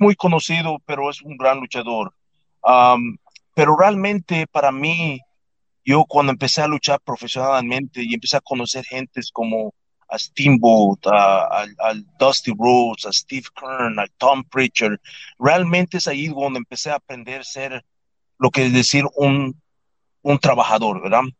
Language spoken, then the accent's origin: Spanish; Yucatán, Mexico; moved away; also born or lived in Tampa, Florida; Yo nací en el estado de Yucatán, nací en Mérida, yo crecí en, una, en un pueblito fuera de Mérida, de Yucatán, que se llama Tecash